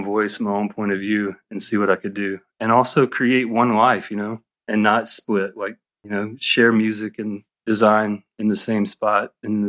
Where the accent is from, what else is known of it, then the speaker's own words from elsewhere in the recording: Atlanta, Georgia, United States; because though I'm from Atlanta and extremely influenced by where I am and my everyday here